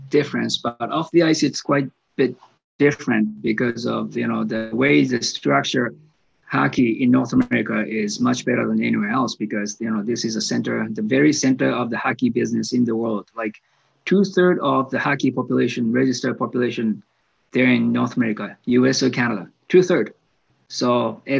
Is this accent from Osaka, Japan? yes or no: yes; Osaka, Japan; English is a second language; moved away as an adult; also born or lived in Tokyo area, Japan; I was like 11 years old, and I'm from Osaka, Japan.